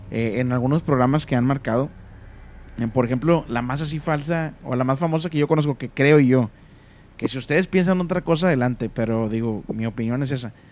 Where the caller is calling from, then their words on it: Mesquite, Texas, United States; De Mezquite.